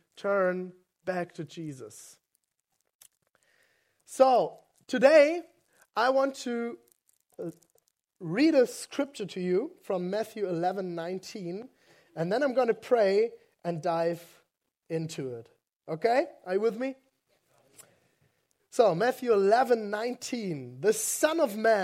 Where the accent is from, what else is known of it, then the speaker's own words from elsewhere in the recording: West Germany, Germany; English is a second language; I grew up in West Germany, and I didn't grow up Christian.